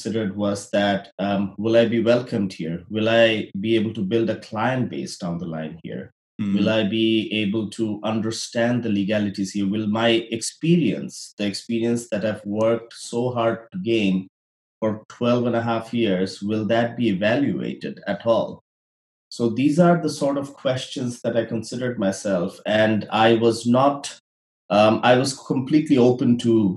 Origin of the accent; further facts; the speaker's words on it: Bangladesh; moved away as an adult; now in Canada; I'm from Bangladesh